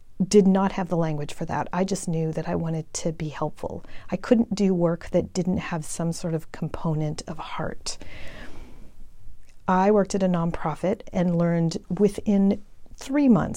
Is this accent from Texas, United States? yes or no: yes; El Paso, Texas, United States; moved away as an adult; also born or lived in Georgetown, Texas; I grew up in El Paso, and I had really not ever left El Paso until I went to college